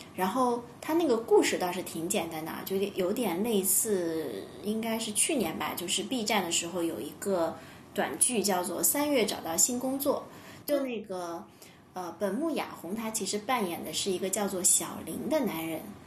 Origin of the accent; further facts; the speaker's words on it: China; 作为中国人，其实谈论死亡总归有一些就心理压力嘛